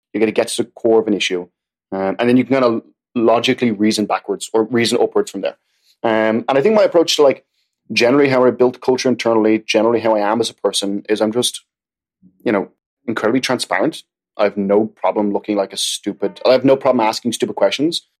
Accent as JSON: {"language": "English", "country": "Ireland", "moved": "yes", "lives_now": "New York City, United States", "said": "I'm Irish"}